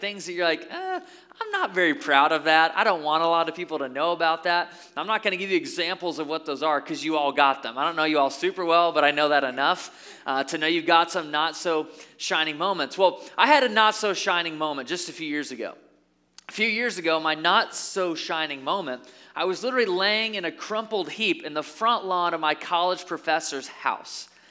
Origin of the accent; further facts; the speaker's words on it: Caledonia, Michigan, United States; also born or lived in Byron Center, Michigan; I grew up in Caledonia. Now I live in Byron Center